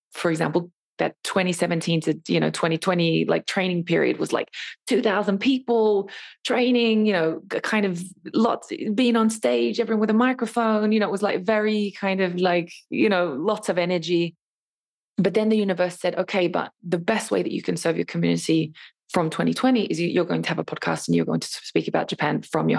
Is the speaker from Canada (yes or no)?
no; Australia; And then to add the fact that I'm even Australian, you know, on top of that as well.